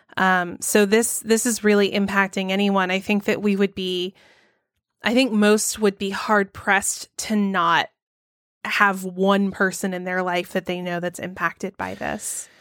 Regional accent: Georgia, United States; my home state of Georgia

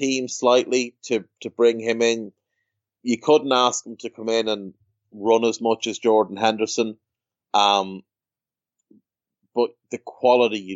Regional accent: Ireland; I'm a scumbag from Ireland

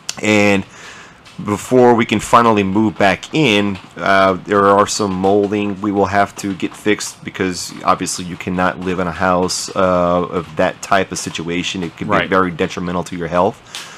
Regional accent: Luling, Louisiana, United States; my hometown of Luling, Louisiana

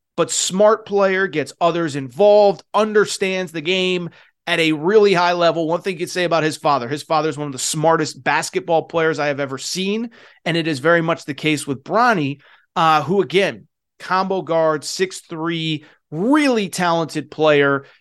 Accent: Connecticut, United States; growing up in Connecticut

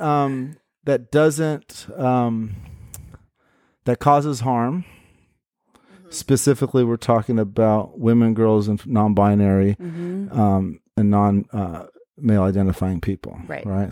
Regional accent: Portland, United States; born and raised in Portland.

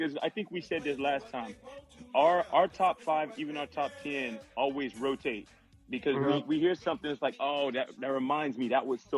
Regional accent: the South, United States; I'm from the South

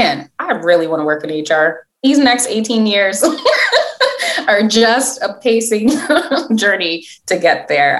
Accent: New York City, New York, United States; first language English; also born or lived in Philadelphia; where I grew up in Brooklyn

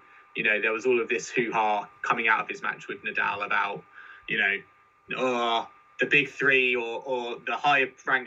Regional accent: United Kingdom; as British fans

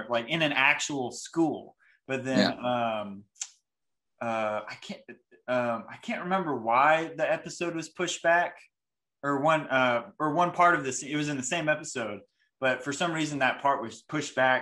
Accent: New Market, Alabama, United States; I grew up in New Market, Alabama, and I grew up on 8 acres

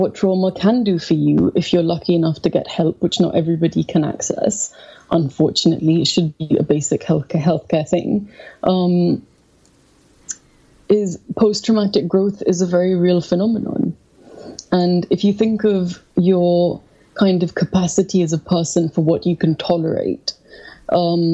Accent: India; moved away as an adult; now in London, United Kingdom; I felt I was being suffocated in India

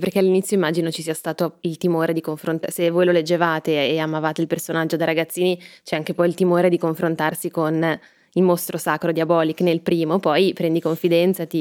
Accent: Milan, Lombardy, Italy; io sono milanese, si sente

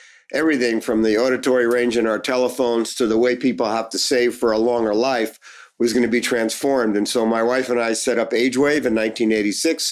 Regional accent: Newark, New Jersey, United States; I grew up in Newark, New Jersey

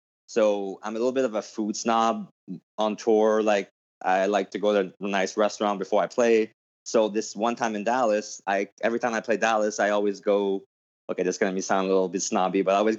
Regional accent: Canada; I'm sorry, I'm from Canada. I'm a big hockey guy

